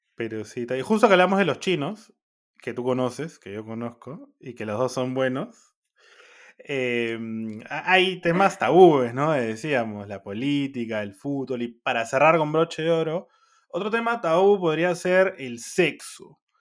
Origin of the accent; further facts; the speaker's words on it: Peru; soy peruano